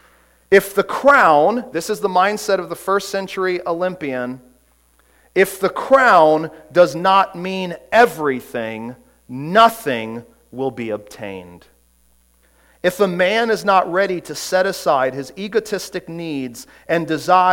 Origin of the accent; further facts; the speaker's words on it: Orlando, Florida, United States; growing up in Orlando, I was a huge Orlando Magic fan